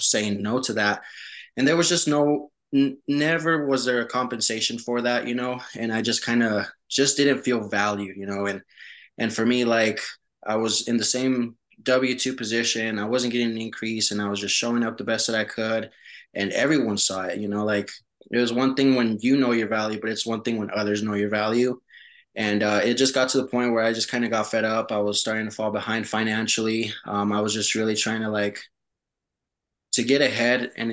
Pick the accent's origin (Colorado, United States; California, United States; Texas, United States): Colorado, United States; Denver; first language Spanish; English is a second language; moved away as an adult; also born or lived in Mexico; now in New Mexico, United States; I was pretty much brought into the U.S. as a 5-month-old baby. So, we moved to Colorado. That's where I was raised